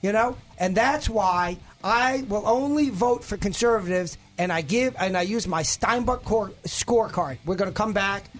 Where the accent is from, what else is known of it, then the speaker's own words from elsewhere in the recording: Northeast, United States; I'm from the Northeast. We had a lot of toll booths up in the Northeast, you know, New York, etc.